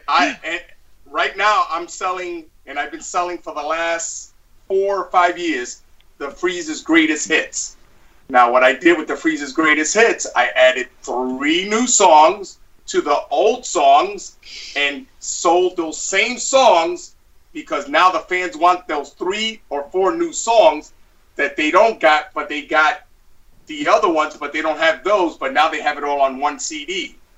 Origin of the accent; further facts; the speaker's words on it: New York City, New York, United States; I was born and raised in Brooklyn